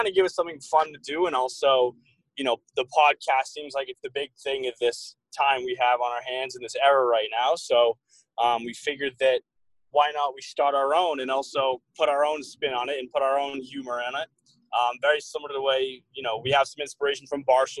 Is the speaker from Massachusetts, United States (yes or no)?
yes; Wayland, Massachusetts, United States; also born or lived in Nashua, New Hampshire; I attended Wayland High School in Wayland, Massachusetts, which is about a half hour outside of Boston